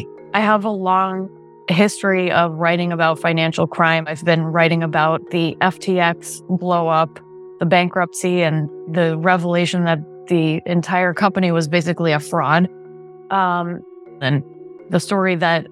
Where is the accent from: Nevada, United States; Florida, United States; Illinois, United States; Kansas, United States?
Florida, United States; South; moved away; I'm from South Florida and I go back there frequently